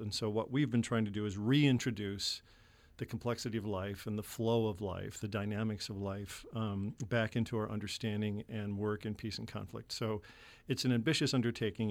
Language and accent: English; Chicago, Illinois, United States; I was born in Chicago and grew up in the nineteen sixties in Chicago